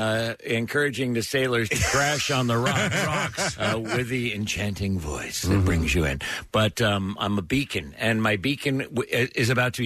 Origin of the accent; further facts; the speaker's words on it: Petaluma, California, United States; moved away; my hometown of Petaluma.